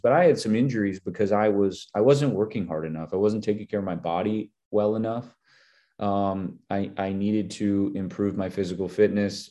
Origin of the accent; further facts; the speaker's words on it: Minnesota, United States; I'm from Minnesota